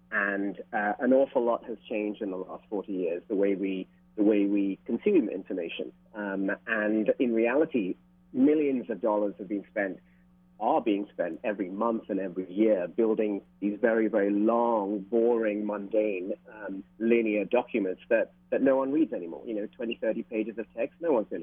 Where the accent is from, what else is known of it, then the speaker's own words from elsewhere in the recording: London, United Kingdom; moved away as an adult; also born or lived in Sri Lanka / Singapore / New York; now in Hawaii, United States; I'm Sri Lankan born. I grew up in London.